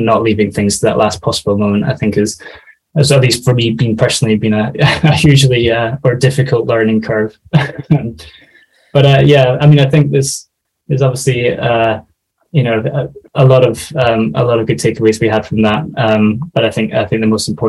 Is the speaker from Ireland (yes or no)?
no; Scotland, United Kingdom; moved away as an adult; also born or lived in London; I'm originally from Scotland, and so I moved down to London for the job